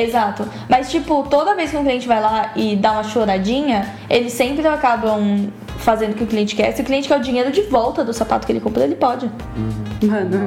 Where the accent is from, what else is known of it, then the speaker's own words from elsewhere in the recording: Brazil; moved away; como brasileiro